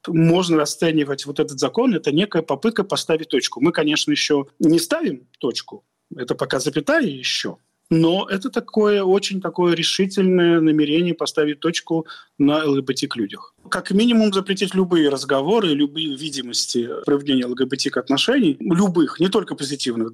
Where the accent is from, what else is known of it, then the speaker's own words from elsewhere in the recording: Russia; мы вышли из Советского Союза